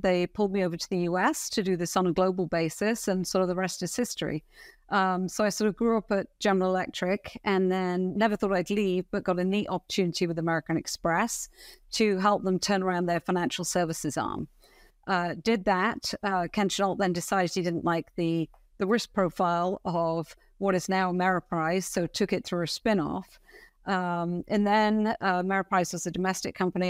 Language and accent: English; United Kingdom; moved away as an adult; also born or lived in Europe; now in United States; I started off in the U K, funnily enough, in retail as a commercial management trainee straight out of school